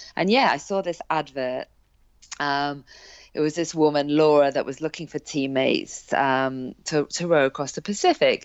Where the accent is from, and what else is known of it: Hale Barns, North West England, United Kingdom; born or raised there; also born or lived in South Africa